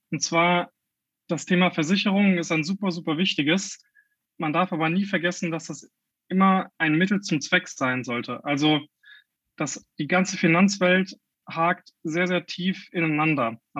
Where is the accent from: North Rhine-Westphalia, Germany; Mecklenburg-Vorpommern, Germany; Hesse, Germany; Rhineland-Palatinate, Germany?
Rhineland-Palatinate, Germany; Ich komme ursprünglich aus dem Bereich Westerwald, also nicht allzu weit entfernt von Koblenz.